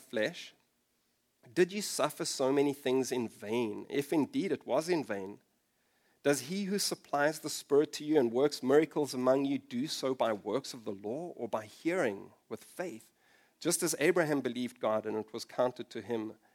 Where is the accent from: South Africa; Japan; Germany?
South Africa; moved away as an adult; also born or lived in London; I moved to London from South Africa for a short while